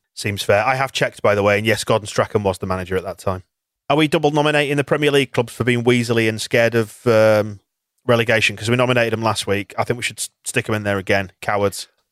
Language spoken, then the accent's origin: English; Bradford, Yorkshire and the Humber, United Kingdom; I'm from Bradford